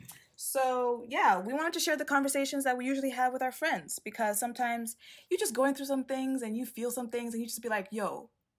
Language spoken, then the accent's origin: English; Tanzania; as I said before. I'm 21. I'm from Tanzania, plus 255.